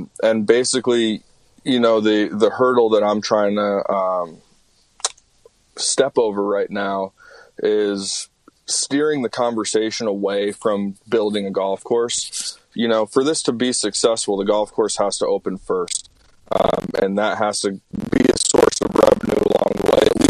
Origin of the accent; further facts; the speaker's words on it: Newtown, Connecticut, United States; my hometown of Newtown, Connecticut